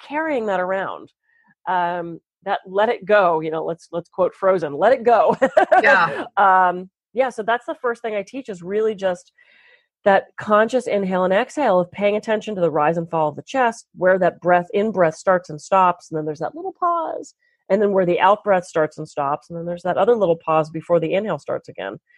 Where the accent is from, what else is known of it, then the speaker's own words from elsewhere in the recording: East Coast, United States; now in California, United States; I'm from the East Coast originally